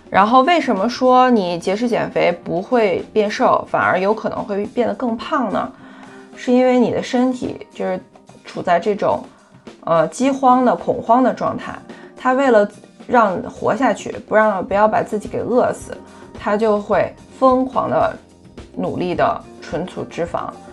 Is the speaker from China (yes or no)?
yes; China; 在我们中国人的饮食习惯当中呢，蛋白质摄入的很少